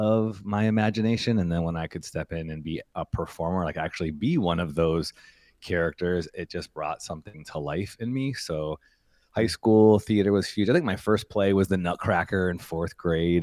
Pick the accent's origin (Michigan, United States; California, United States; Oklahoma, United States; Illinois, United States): Illinois, United States; Chicago; also born or lived in Evanston, Illinois; now in Redwood City, United States; my hometown of Chicago